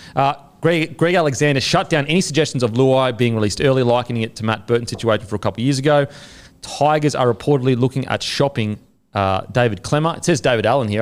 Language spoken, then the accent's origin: English; Australia; I'm Australian